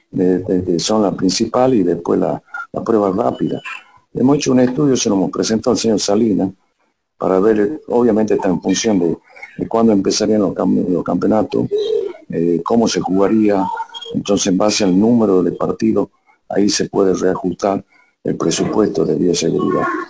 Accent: Bolivia; nosotros como ciudadanos bolivianos

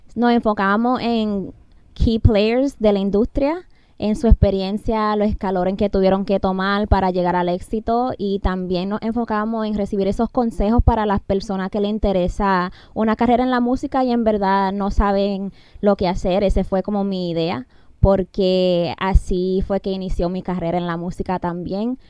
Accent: Massachusetts, United States; Yo crecí en Massachusetts

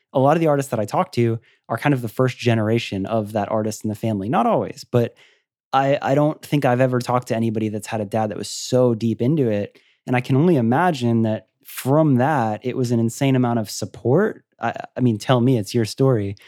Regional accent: Florida, United States; I'm from Florida.

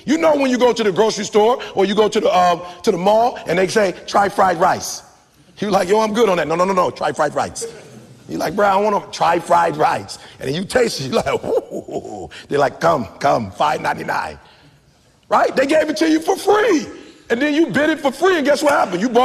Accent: Detroit, Michigan, United States; I'm from Detroit, 8 Mile

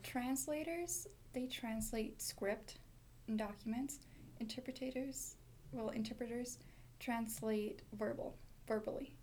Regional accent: Ronan, Montana, United States; I am from Ronan, Montana

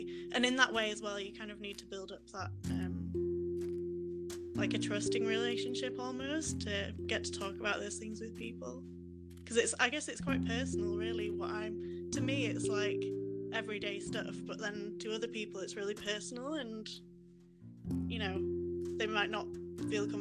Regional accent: Yorkshire and the Humber, United Kingdom; I'm from Yorkshire in England, just a little sort of country village

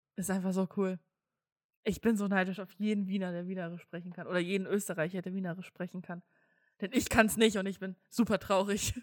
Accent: Saxony, Germany; Ich komme aus Sachsen

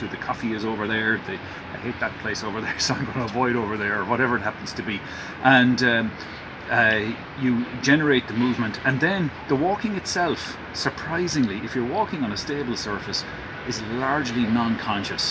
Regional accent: Dublin, Leinster, Ireland; my hometown of Dublin

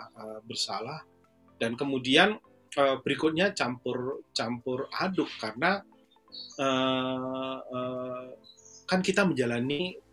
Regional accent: Surakarta, Central Java, Indonesia; saya nggak saya nggak ke kampung halaman saya, saya nggak ke Solo, saya nggak ke oh, Jogja.

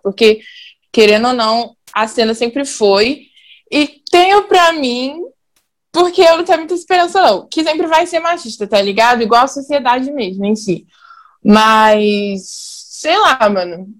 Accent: Belo Horizonte, Minas Gerais, Brazil; Eu sou da Noroeste, Pedreira Prado Lopes

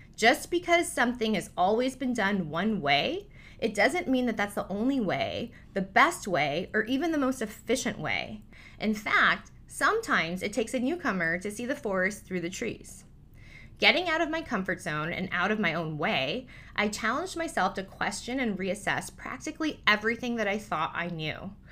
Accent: Newport Beach, California, United States; Growing up in Newport Beach, a predominantly Caucasian neighborhood

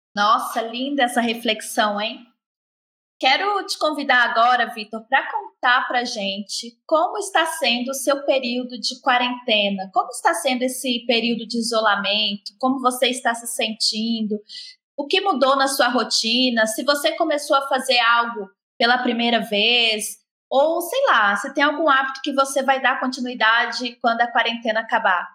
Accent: Minas Gerais, Brazil; accent: mineiro; sou eu com meu sotaque mineiro

